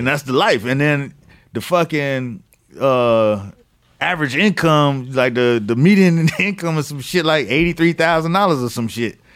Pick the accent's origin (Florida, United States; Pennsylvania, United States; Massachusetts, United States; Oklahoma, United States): Florida, United States; Miami; I'm from Miami